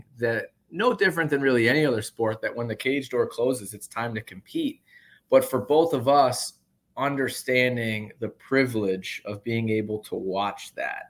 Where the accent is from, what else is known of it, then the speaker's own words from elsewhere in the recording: just outside Atlantic City, New Jersey, United States; moved away as an adult; I grew up just outside Atlantic City, New Jersey, in a big boxing town.